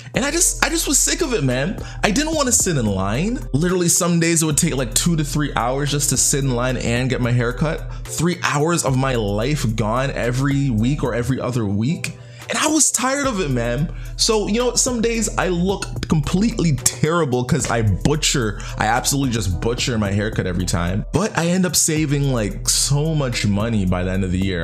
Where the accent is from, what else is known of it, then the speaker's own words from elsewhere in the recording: Canada; I'm Canadian